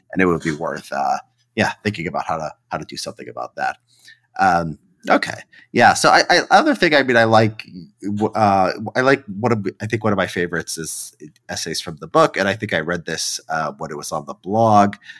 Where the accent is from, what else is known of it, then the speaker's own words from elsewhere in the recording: Chicago, Illinois, United States; now in Los Angeles, United States; I grew up in Chicago